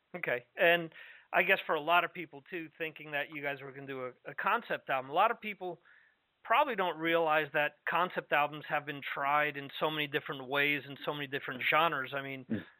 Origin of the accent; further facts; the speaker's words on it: New York metropolitan area, United States; moved away; I spent 30 years of my life growing up in the New York metropolitan area.